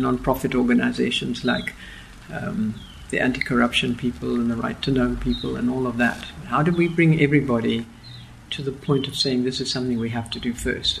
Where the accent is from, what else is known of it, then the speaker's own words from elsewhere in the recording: Argentina; now in Cape Town, South Africa; I was born in Argentina